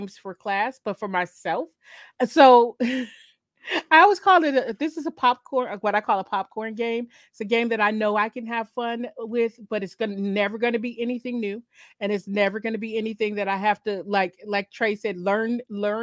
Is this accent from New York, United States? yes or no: no; Michigan, United States; I'm from Michigan